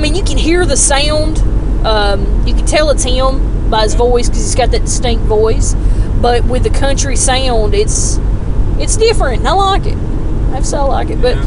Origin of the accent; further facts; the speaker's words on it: Gadsden, Alabama, United States; my hometown of Gadsden